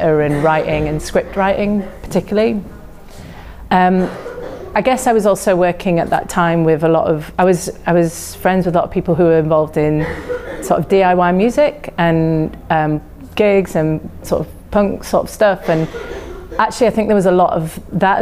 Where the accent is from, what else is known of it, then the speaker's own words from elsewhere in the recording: Yorkshire and the Humber, United Kingdom; now in London, United Kingdom; I'm from West Yorkshire, very small town, not really an art scene at all, near Leeds